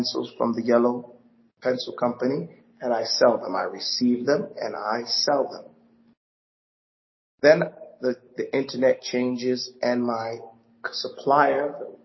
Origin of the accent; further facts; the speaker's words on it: New York, United States; growing up in New York